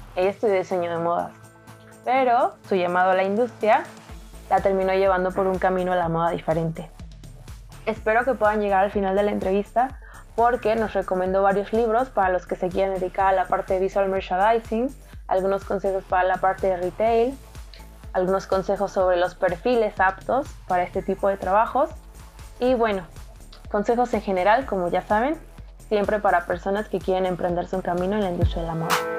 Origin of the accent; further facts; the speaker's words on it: Puebla, Mexico; yo soy poblana